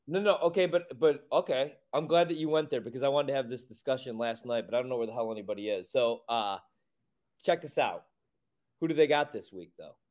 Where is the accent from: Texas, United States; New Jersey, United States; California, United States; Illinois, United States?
Illinois, United States; Chicago; my hometown, my home well, city